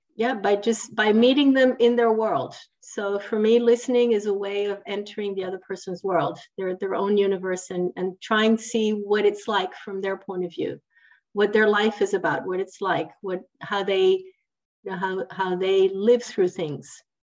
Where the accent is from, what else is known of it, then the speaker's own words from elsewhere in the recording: Italy; also born or lived in Switzerland; now in France; I'm actually from Italy, which is a little bit down more south.